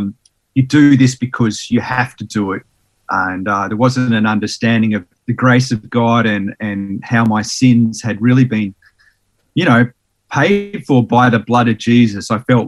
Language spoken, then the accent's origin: English; Sydney, New South Wales, Australia; also born or lived in Tasmania; I was born in Sydney in New South Wales, and spent about 7 years there. Then we moved to Tassie for about 5 years, and we moved around a lot.